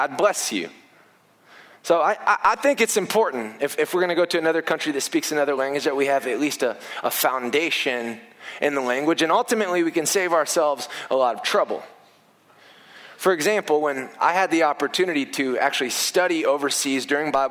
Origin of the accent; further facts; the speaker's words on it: Indiana, United States; I grew up in Indiana where basketball was a big deal